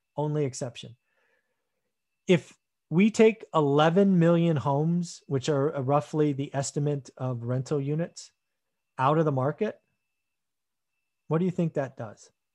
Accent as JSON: {"language": "English", "country": "United States", "said": "being an American"}